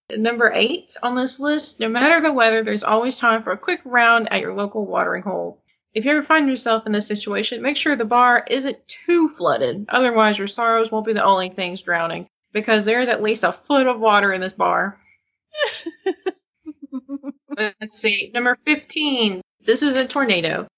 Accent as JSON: {"language": "English", "town": "Mena", "region": "Arkansas", "country": "United States", "said": "Mena, Arkansas, is where I'm from"}